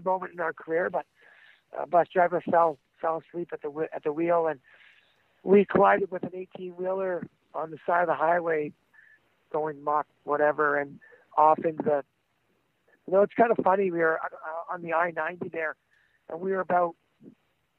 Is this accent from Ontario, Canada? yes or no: yes; Oshawa, Ontario, Canada; I'm just a guy from Canada, from Oshawa, Ontario, a tough kid.